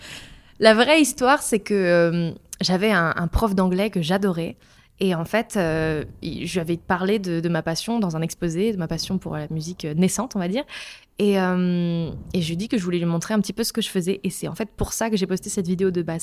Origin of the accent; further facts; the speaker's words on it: countryside in Meurthe-et-Moselle, near Longwy, Grand Est, France; J'ai grandi à la campagne en Meurthe-et-Moselle, près de Longwy